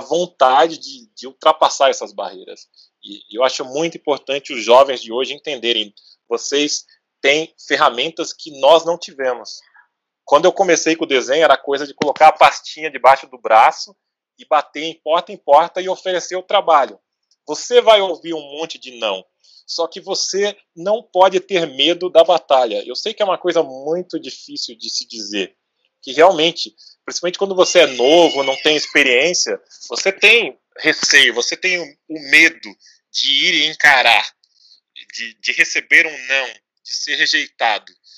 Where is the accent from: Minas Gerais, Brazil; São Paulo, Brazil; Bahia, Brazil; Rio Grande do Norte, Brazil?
São Paulo, Brazil; Guarulhos; da nossa região, do nosso bairro, a gente é, é bairro dos Pimentas em Guarulhos